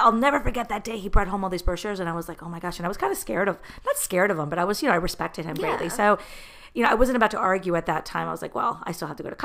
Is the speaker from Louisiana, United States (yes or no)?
no; New Jersey, United States; moved away; also born or lived in Miami, Florida; all my life, I'm from New Jersey